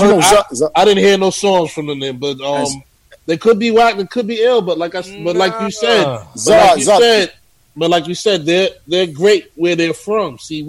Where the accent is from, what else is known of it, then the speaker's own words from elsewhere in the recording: New York, United States; I'm not one of those because I'm from New York type of guys.